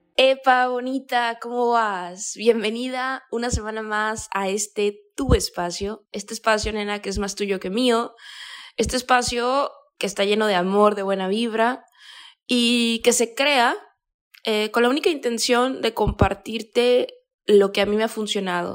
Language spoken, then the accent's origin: Spanish; Mexico; yo soy de México